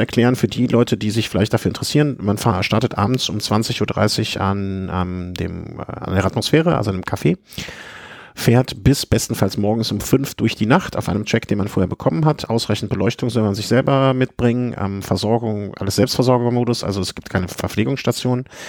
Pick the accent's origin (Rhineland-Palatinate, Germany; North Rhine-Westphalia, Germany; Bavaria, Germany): North Rhine-Westphalia, Germany; Cologne; als Kölner